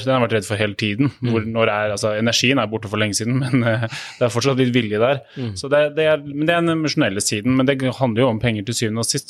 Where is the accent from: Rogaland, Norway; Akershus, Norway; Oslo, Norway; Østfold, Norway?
Oslo, Norway; Jeg er fra, her fra Oslo